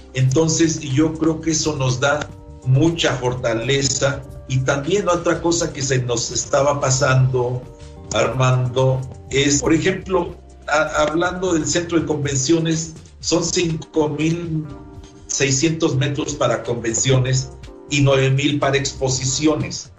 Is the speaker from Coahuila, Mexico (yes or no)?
no; San Luis Potosí, Mexico; Yo soy de San Luis Potosí